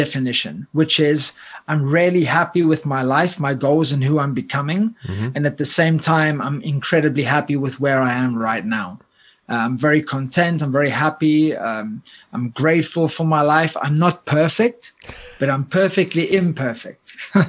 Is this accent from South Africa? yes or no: yes; Cape Town, Western Cape, South Africa; moved away as an adult; also born or lived in United Kingdom; I grew up in Cape Town, South Africa